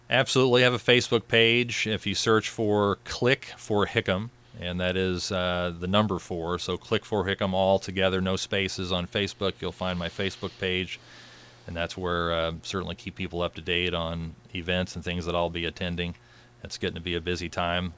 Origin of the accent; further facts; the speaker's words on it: Murphysboro, Illinois, United States; I'm from Murfreesboro originally, was fortunate enough to go back to, uh, my alma mater, my first job at Murfreesboro High School